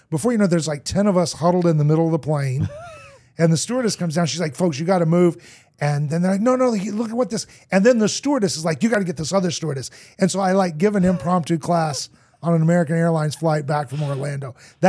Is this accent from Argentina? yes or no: yes; Argentina; I grew up in Argentina. My parents were missionaries, moved there as a little kid. I learned to speak Spanish.